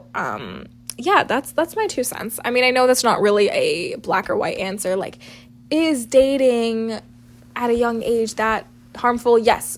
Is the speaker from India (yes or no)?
yes; South India, India; our culture, being South Asian, being South Indian, talking about love and how our parents view our relationships